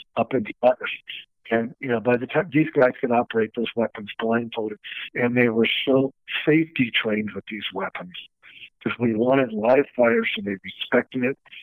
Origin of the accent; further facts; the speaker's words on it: Los Angeles, California, United States; we were growing up in Encino